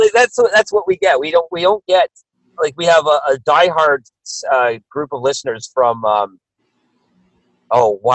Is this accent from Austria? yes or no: no; Canada; there's a TV show that we grew up in Canada called Degrassi Junior High